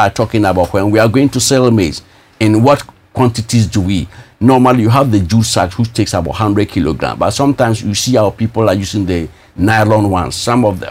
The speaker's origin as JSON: {"language": "English", "town": "Bolgatanga", "region": "Upper East", "country": "Ghana", "also_born_or_lived": "Russia", "said": "I'm just from Bolga"}